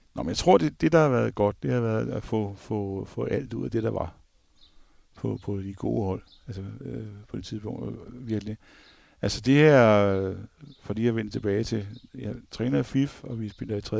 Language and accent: Danish; Copenhagen, Capital Region of Denmark, Denmark; som københavner